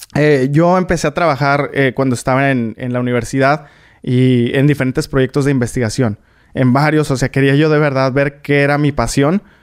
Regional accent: Tijuana, Baja California, Mexico; moved away as an adult; also born or lived in Atlanta, United States; now in United States; Yo soy de Tijuana, pero cuando yo tenía 17 fue cuando dije como, yo quiero estudiar eh, ingeniería espacial

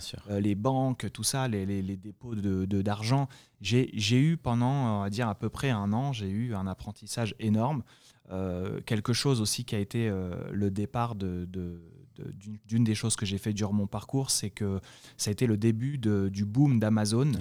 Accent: France; accent: French; moved away as an adult; now in United States; mon accent français

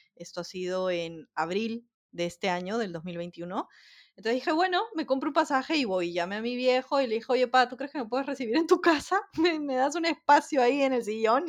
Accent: Peru; first language Spanish; moved away as an adult; also born or lived in Croatia; now in Spain

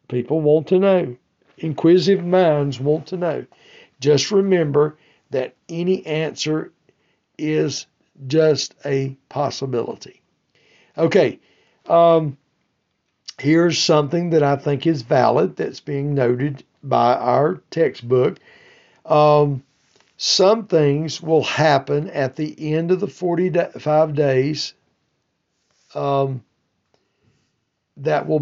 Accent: United States; I'm from the United States

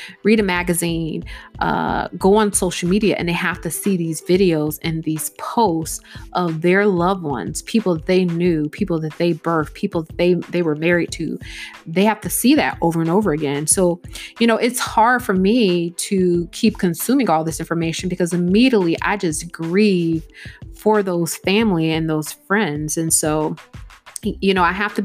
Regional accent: United States; Black people here in America

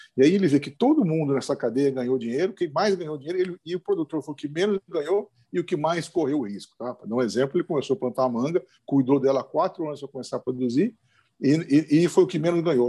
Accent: interior of São Paulo, Brazil; moved away as an adult; now in Rio Grande do Norte, Brazil; Eu sou do interior de São Paulo, de uma área agrícola

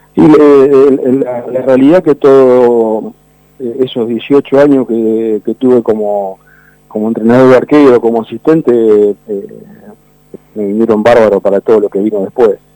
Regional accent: Banfield, Buenos Aires Province, Argentina; acá se respira Banfield en el barrio. El, vecino de enfrente, un contador, Eduardo Rato

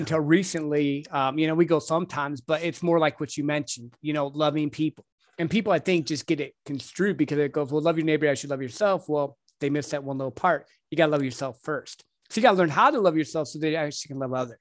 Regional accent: Michigan, United States; moved away; I'm from up north. I'm from Michigan

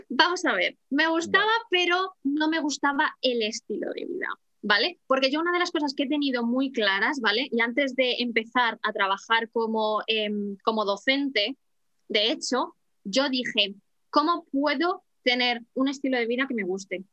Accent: Madrid, Community of Madrid, Spain; moved away as an adult; now in Horsham, United Kingdom; Yo soy de Madrid

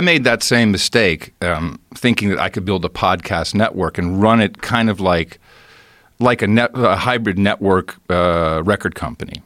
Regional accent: Amsterdam, North Holland, Netherlands; moved away; I grew up in Amsterdam

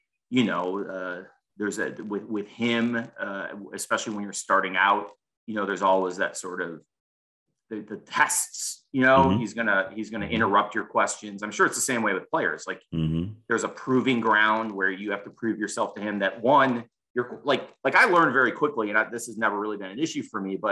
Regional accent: Chicago, Illinois, United States; moved away; I grew up in Chicago

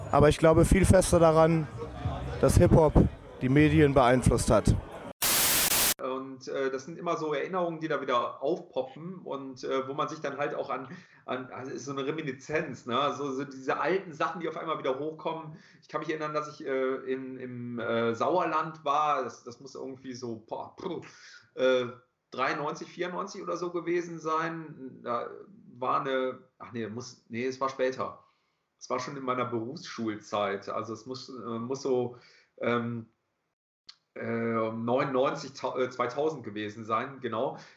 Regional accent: England, United Kingdom; now in Germany; du hast jetzt einen deutschen Pass, du bist jetzt Deutscher. Nein, ich bin Engländer.

